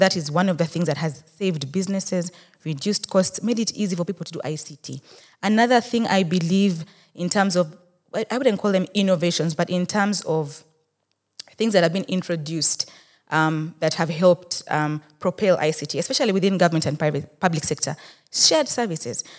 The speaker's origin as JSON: {"language": "English", "town": "Rukungiri", "region": "Western Region", "country": "Uganda", "said": "I am a Muchiga from Rukunjiri"}